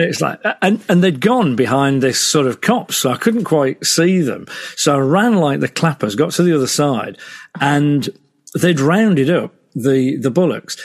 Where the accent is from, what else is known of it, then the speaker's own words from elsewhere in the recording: Selby, Yorkshire and the Humber, United Kingdom; moved away as an adult; also born or lived in Hull; I grew up in Selby.